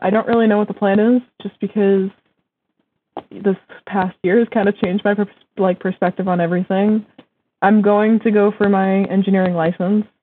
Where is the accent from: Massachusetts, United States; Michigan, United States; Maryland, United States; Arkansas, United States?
Massachusetts, United States; yeah, I go to school in Vermont, but I'm from Massachusetts.